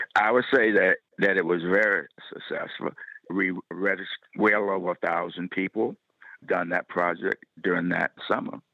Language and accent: English; Troy, Alabama, United States; moved away; coming back to my hometown